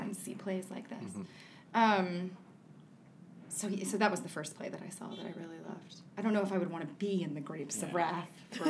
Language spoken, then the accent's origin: English; Texas, United States; I grew up in Texas